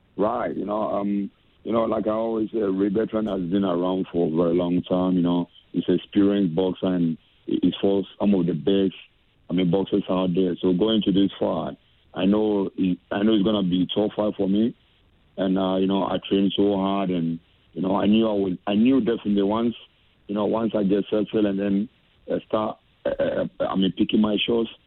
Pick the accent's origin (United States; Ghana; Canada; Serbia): Ghana; Accra, Greater Accra; moved away; as a Ghanaian and coming from the same area